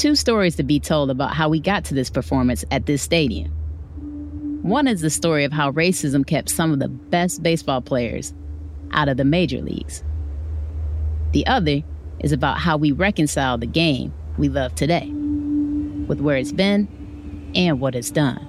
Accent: Detroit, Michigan, United States; moved away; I'm originally from Detroit

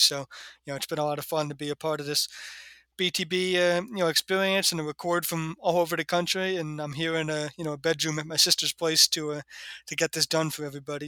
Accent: New Jersey, United States; moved away; I actually haven't crossed back into my home state yet

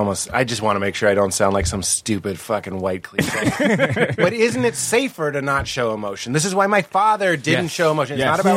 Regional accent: Lexington, Massachusetts, United States; Well, my dad is from Somerville. My mom's from Southie. So they're like real Boston. I'm from Lexington, which is not real Boston.

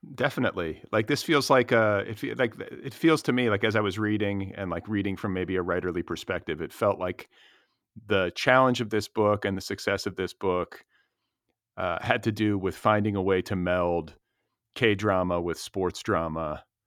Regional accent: Indiana, United States; I grew up in Indiana.

